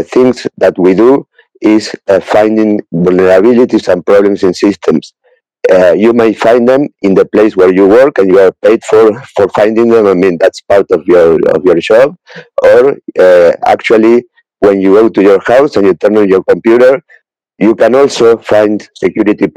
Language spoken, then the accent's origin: English; Uruguay; I am from Uruguay, South America